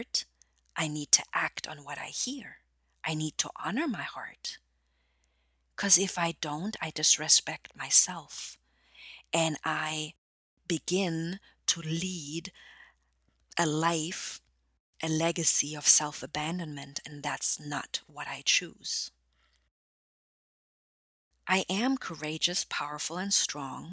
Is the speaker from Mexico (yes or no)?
no; Germany; English is a second language; moved away; I'm originally from Germany